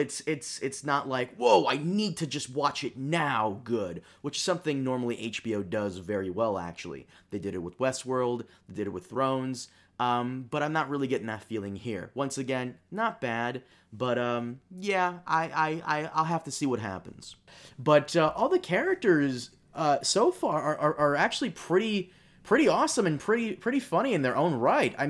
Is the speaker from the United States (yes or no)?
no; Brazil; moved away; I'm Brazilian. I was born in Brazil